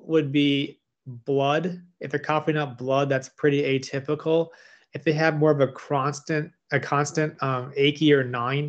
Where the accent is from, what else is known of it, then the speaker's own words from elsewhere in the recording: Midwest, United States; moved away as an adult; now in Richmond, United States; I'm from the Midwest, now I'm in Richmond here